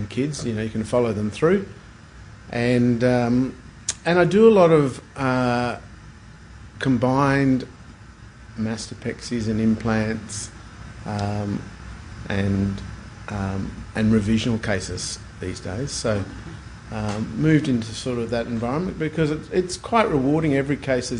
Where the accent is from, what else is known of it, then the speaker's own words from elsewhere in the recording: Brisbane, Queensland, Australia; I grew up in Brisbane and I studied in Brisbane